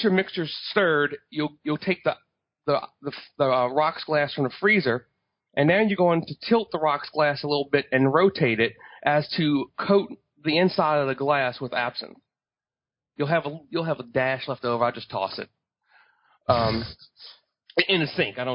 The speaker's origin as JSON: {"language": "English", "town": "New Orleans", "region": "Louisiana", "country": "United States", "tie": "born or raised there", "said": "I'm from New Orleans"}